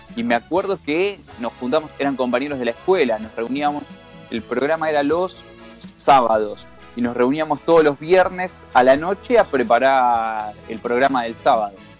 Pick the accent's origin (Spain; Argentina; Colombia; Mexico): Argentina; Temperley, Buenos Aires Province; soy de Loma de Zamora, de Temperley específicamente